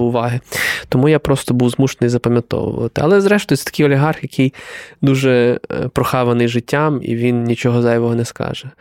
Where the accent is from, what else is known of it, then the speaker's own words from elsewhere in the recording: Galicia, Ukraine; ми і галичани